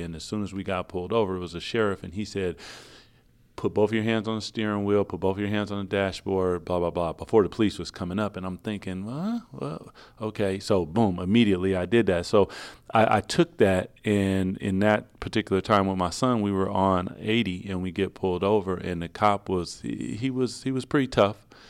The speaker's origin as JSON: {"language": "English", "town": "Seattle", "region": "Washington", "country": "United States", "said": "I'm from Seattle"}